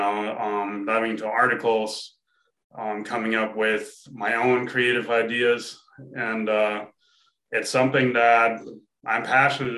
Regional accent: Germany; I grew up in Germany

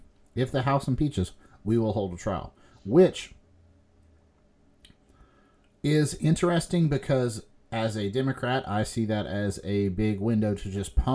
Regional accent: United States

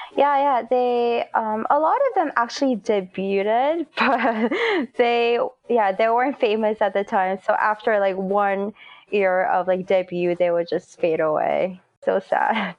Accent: South Korea; moved away as an adult; now in United States; I was born and raised in Korea before college.

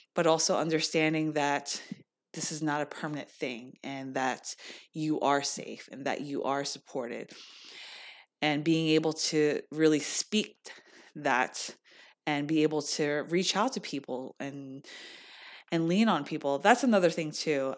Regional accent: United States; being Korean American

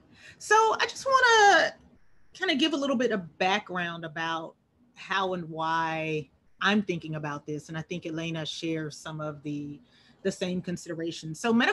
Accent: Albany, Georgia, United States; my hometown of Albany, Georgia

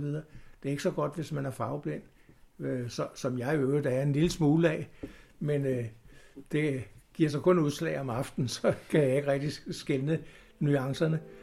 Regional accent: Copenhagen, Capital Region of Denmark, Denmark; jeg kommer fra København, eller jeg er født i København

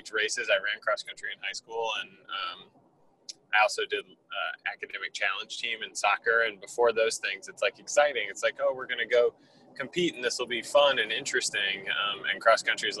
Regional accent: South Carolina, United States; also born or lived in Washington, D.C.; now in Clemson, United States; I am a native of the state of South Carolina

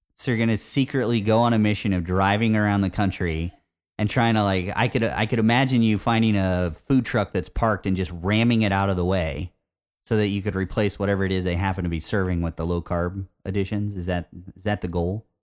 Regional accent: Indiana, United States; growing up in Indiana

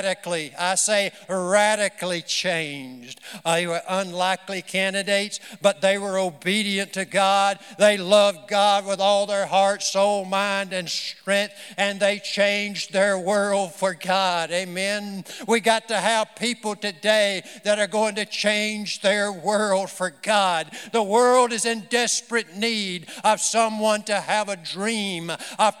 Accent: the South, United States; I'm a Southerner, so it would have to be in the South somewhere.

